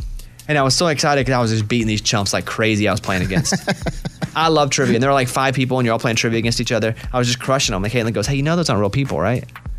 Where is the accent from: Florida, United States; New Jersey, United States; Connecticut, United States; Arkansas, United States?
Arkansas, United States; I'm from Arkansas. What do you want?